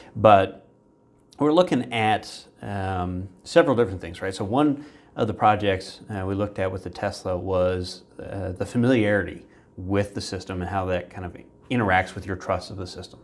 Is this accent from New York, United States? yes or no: no; Virginia, United States; I grew up in Virginia